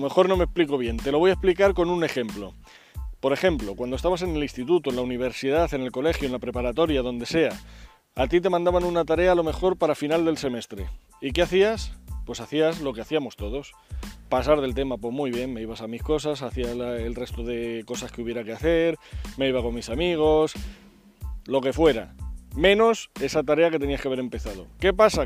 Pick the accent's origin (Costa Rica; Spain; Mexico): Spain; en España somos